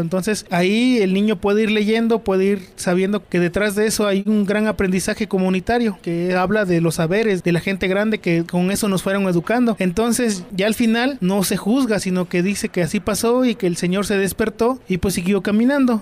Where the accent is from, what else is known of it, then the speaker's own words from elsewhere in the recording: Citlala, Guerrero, Mexico; yo soy originario de un pueblo del estado de Guerrero que se llama Citlala